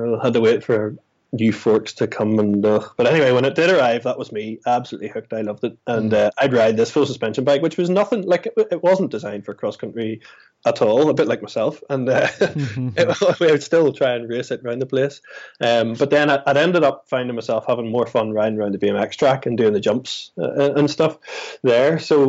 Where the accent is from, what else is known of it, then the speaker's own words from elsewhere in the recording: Newtownards, Northern Ireland, United Kingdom; I grew up mostly in Newton Ards, and Bangor was about 6 or 7 miles across the way.